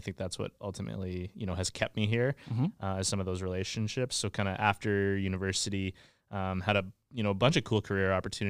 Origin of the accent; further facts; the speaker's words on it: Moose Jaw, Saskatchewan, Canada; Yeah, so I'm from Saskatchewan. I grew up in Moose Jaw.